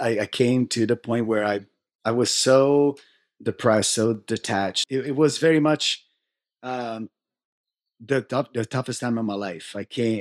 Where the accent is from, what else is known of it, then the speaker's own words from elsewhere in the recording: Italy; moved away as an adult; now in United States; I was born and raised in Italy